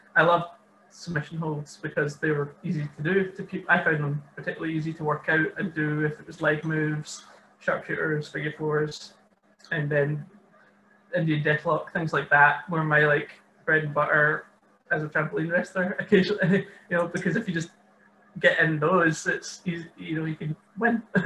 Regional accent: Maybole, Scotland, United Kingdom; also born or lived in Dundee; I'm from Maybole, which is just south of Ayr originally

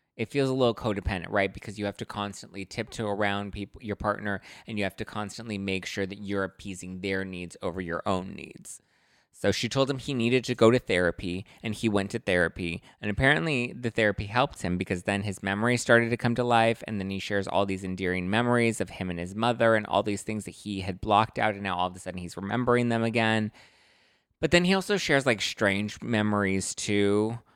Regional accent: Los Angeles, California, United States; I'm from Lincoln Heights, which is technically East L A, that's where I grew up

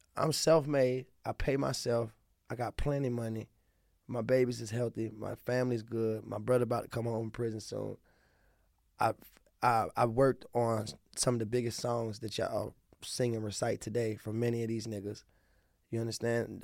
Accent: Baltimore, Maryland, United States; accent: southern twang; also born or lived in Dallas, Texas / Anne Arundel County, Maryland; I'm from the city, I'm from South Baltimore

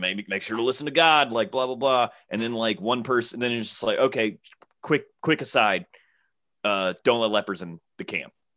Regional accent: Alabama, United States; I'm from Alabama

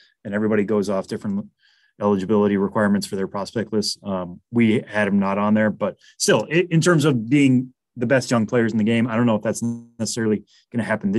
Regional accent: Massachusetts, United States; accent: Massachusetts; my Massachusetts accent

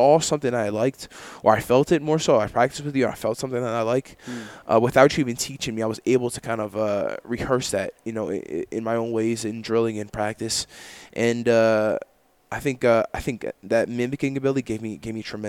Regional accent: New Jersey, United States; I grew up in Jersey

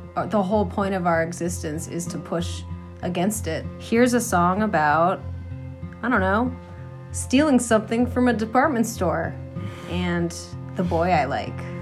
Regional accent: Franklin, Massachusetts, United States; also born or lived in Boston; I grew up in Franklin, Massachusetts, and uh, moved to Boston

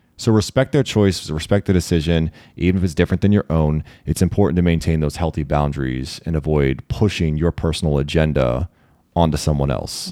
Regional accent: Maryland, United States; being a Marylander

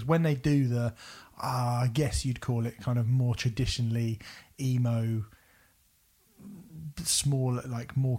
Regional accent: South Coast, England, United Kingdom; I'm from the South Coast

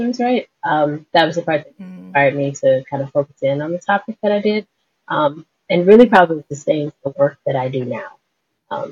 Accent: South Louisiana, United States; also born or lived in Dallas-Fort Worth, Texas; I'm from South Louisiana, from the Dallas-Fort Worth area

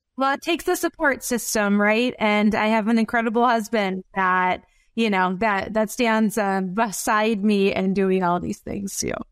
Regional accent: Wisconsin, United States; accent: up north Wisconsin; my up north Wisconsin accent

